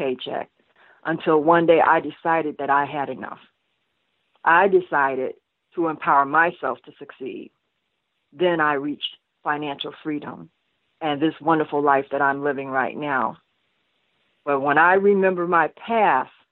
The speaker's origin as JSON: {"language": "English", "town": "New York City", "region": "New York", "country": "United States", "tie": "born or raised there", "said": "I was born in Brooklyn, New York, one of four girls, and we all grew up in separate homes"}